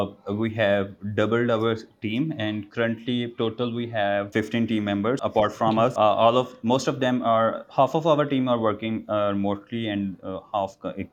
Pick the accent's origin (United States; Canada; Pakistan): Pakistan; Gujranwala, Punjab; English is a second language; now in Lahore, Pakistan; Basically, I'm from Gujaratwala.